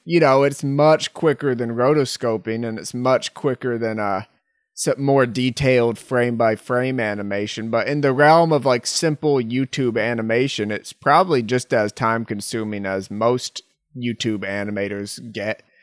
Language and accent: English; Massachusetts, United States; moved away; That's where I am, my, my hometown